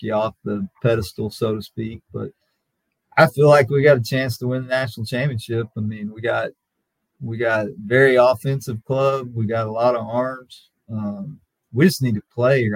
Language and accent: English; Lubbock, Texas, United States; I got to play for Bobby Maigle growing up in Lubbock, at Lubbock Monterey